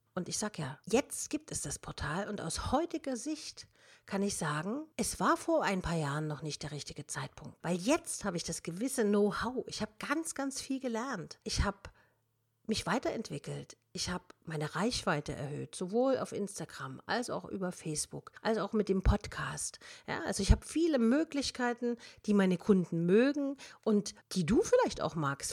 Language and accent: German; Germany; wir sind Deutsche